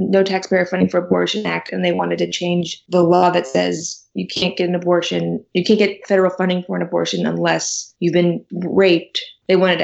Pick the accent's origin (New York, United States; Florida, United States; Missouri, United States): Missouri, United States; St. Louis; moved away; I'm from St. Louis, so I used to work with Jobs of Justice when I was in college